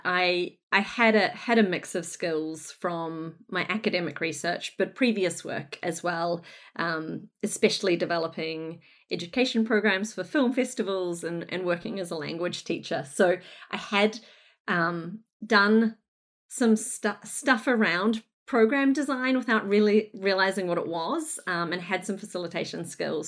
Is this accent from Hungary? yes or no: no; Northland, New Zealand; moved away as an adult; also born or lived in Brunswick, Melbourne, Australia; now in Melbourne, Australia; I hail from Northland in New Zealand, Aotearoa, where I, um, was very fortunate to, to grow up and get educated and work for a little bit.